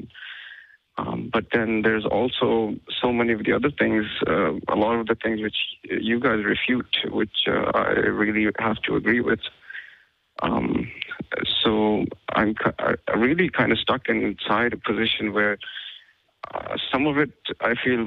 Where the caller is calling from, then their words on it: Pakistan; I'm calling from Pakistan